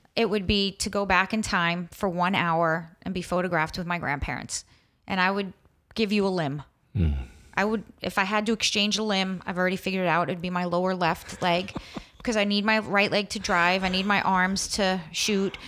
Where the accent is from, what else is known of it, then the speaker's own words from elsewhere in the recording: New York, United States; growing up in New York